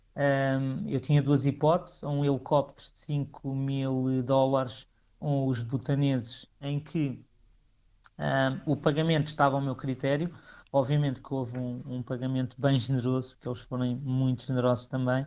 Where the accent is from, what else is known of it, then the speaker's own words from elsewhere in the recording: Picote, Norte, Portugal; eu falo sempre do, do, do, do lugar onde nasci